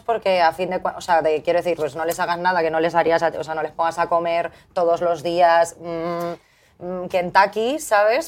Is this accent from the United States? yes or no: no; Valencian Community, Spain; así salimos todos en ese colegio de Valencia